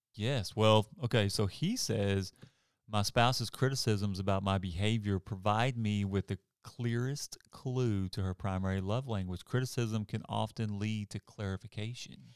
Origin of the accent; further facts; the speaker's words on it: Arkansas, United States; moved away; I'm from Arkansas